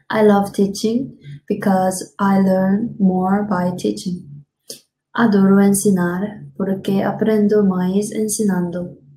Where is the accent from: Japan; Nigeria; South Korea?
South Korea; English is a second language; moved away as an adult; also born or lived in Africa / United States; now in Brazil; I learned English as mandatory in school in Korea, but I could never speak well.